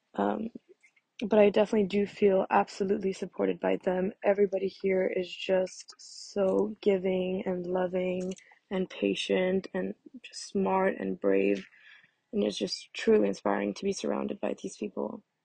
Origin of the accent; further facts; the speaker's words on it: Monaco; moved away as an adult; also born or lived in Barcelona; I'm American but born and raised in Monaco